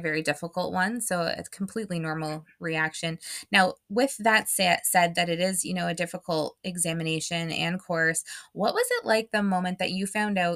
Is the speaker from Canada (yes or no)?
yes; Canada; being Canadian, I'm from Canada